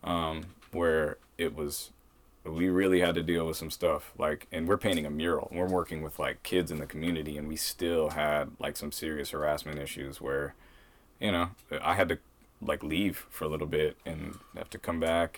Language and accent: English; Portland, Maine, United States; Portland was a very safe and good place to grow up